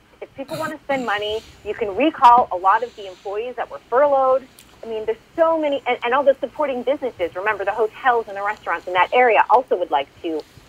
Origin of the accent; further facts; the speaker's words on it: East Coast, United States; now in California, United States; I grew up on the East Coast